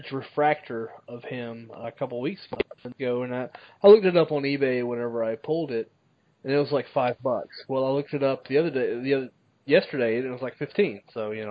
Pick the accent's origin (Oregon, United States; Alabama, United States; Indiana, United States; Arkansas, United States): Alabama, United States; I'm from Alabama